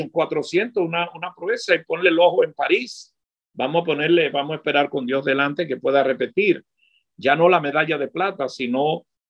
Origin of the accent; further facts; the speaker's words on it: Dominican Republic; Yo que trabajo para la televisión en mi país